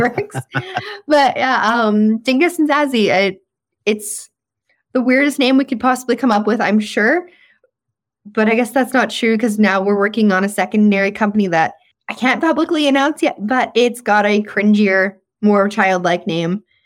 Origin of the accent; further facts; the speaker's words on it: Saskatchewan, Canada; accent: Saskatchewan slang; moved away; I'm from Saskatchewan, and especially you give me a whiskey or two, that Saskatchewan f, slang is really gonna start coming out in my vernacular, even though I've been gone for